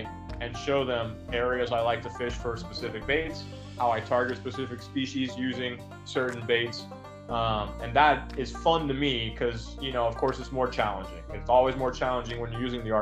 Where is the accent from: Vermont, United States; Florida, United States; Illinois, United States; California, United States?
Florida, United States; South; I'm from South Florida